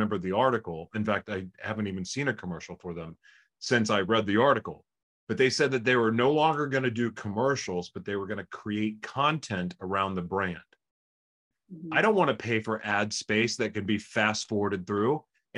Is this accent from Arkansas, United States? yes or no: no; California, United States; I came from California.